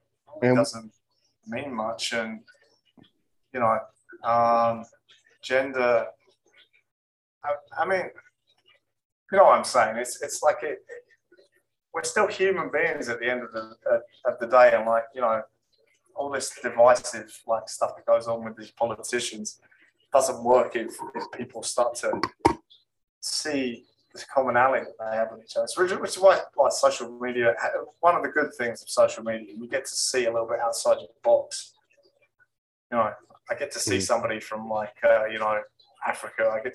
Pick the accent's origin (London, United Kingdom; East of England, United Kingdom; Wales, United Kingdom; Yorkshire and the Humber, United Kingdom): East of England, United Kingdom; East Anglia; now in Florida, United States; in England, I come from East Anglia